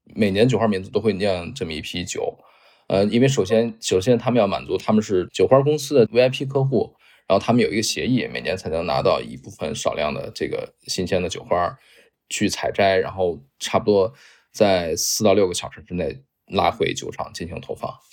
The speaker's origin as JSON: {"language": "Chinese", "town": "Xi'an", "region": "Shaanxi", "country": "China", "tie": "born or raised there", "moved": "yes", "lives_now": "Beijing, China", "said": "我们上小学的时候就在一起玩儿，我们都是西安人"}